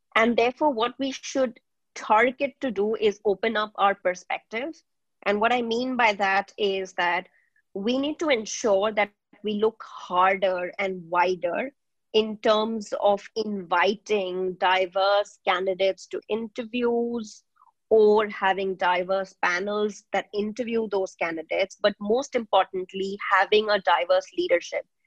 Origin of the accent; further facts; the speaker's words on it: India; moved away as an adult; also born or lived in Nigeria; I was born in India, but I have spent my growing up years across Nigeria and India